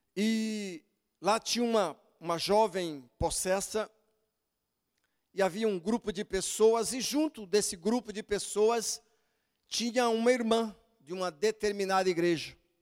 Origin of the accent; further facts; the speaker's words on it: Brazil; eu sou brasileiro